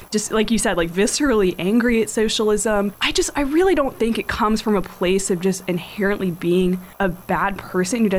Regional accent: the South, United States; I grew up in the South, so naturally my parents are Republicans.

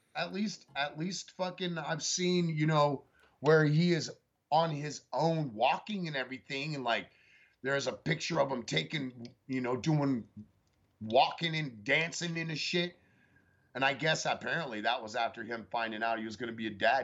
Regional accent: San Francisco Bay Area, California, United States; also born or lived in Santa Cruz County, California; now in Lubbock, United States; I was born in Santa Cruz County, grew up in the San Francisco Bay Area

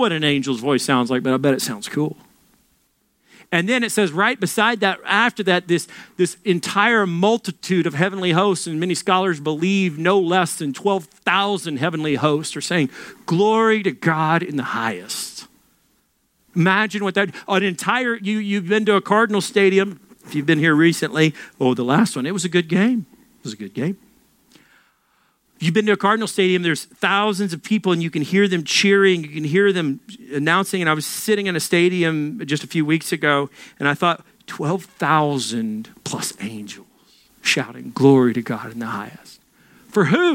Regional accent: Little Rock, Arkansas, United States; moved away; I'm from Little Rock. That's the size of my entire city back in Little Rock.

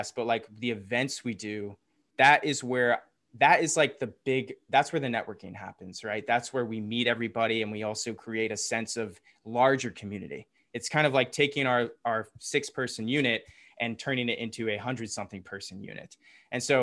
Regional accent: Atlanta, Georgia, United States; accent: Southern; Yeah, from I'm from the here. South. I got rid of my accent. I could say y'all taught like this, but I try not to, even though that's where all my friends have Southern accents.

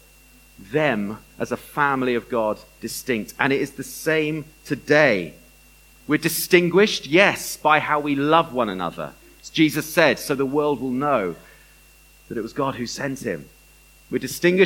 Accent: Bath, South West England, United Kingdom; I grew up in Bath.

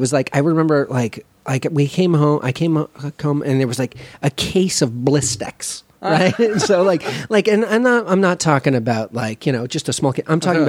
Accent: Los Angeles, California, United States; From Los Angeles, California.

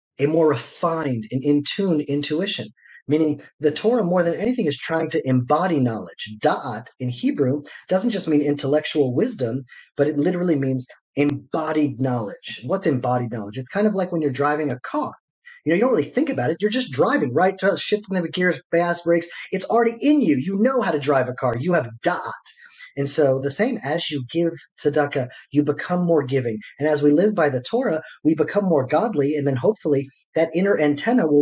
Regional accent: Atlanta, Georgia, United States; now in Israel; I grew up in Atlanta, Georgia

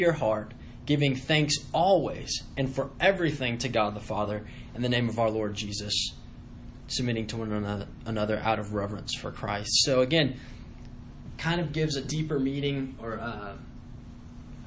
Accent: United States; growing up in the United States

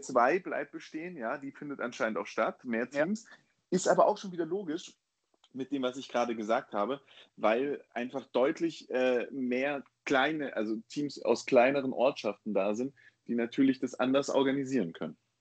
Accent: Baden-Württemberg, Germany; moved away; In Baden-Württemberg ist es auch so, wo ich ja ursprünglich herkomme

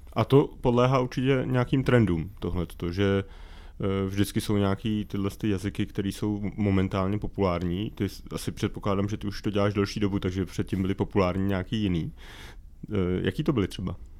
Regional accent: České Budějovice, South Bohemian Region, Czechia; já jsem třeba z Českých Budějovic

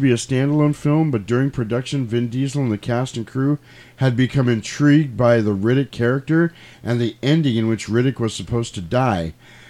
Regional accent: New York, United States; I'm from New York. I grew up in a building of 1,000 people.

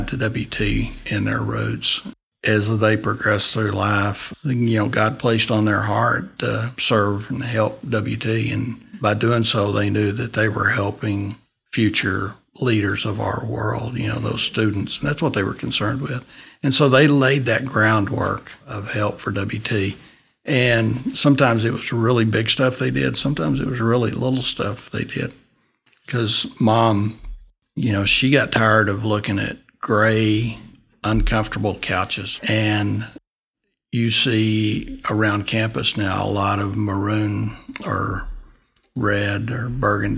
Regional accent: Dimmitt, Texas, United States; also born or lived in Canyon, Texas; Born in Canyon. And at 3 years old, we moved to Dimmitt. And so I've been there basically

